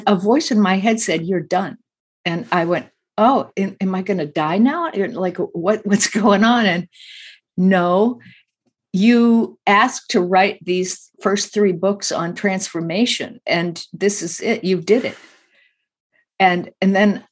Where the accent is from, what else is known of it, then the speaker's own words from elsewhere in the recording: Midwest, United States; I grew up in the Midwest a lot